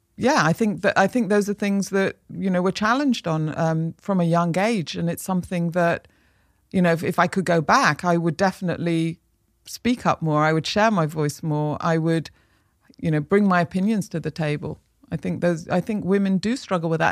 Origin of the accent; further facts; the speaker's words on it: Manchester, North West England, United Kingdom; I grew up in Manchester